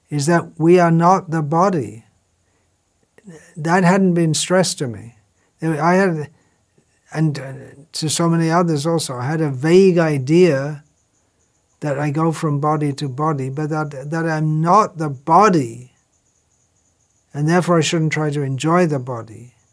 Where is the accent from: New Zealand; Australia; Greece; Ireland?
Ireland; moved away as an adult; now in England; So I came from Ireland to England and found out the phone number.